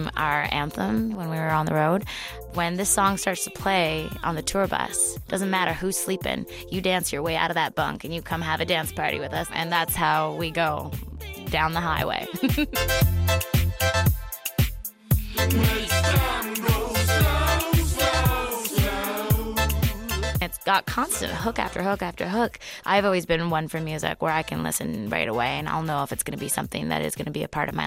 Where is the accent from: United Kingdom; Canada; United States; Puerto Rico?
Canada; Canadian, so we did have to take French in school growing up